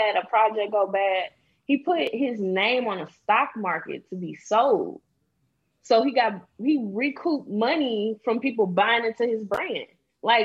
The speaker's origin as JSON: {"language": "English", "town": "St. Louis", "region": "Missouri", "country": "United States", "said": "I'm from St. Louis"}